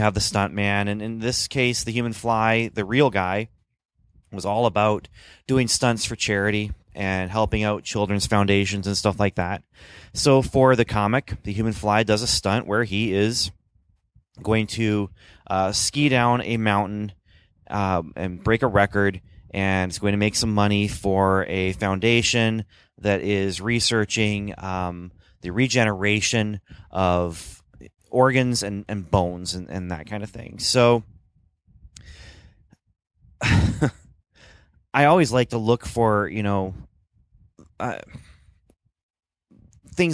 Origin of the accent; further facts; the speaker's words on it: Canada; moved away; I grew up in Canada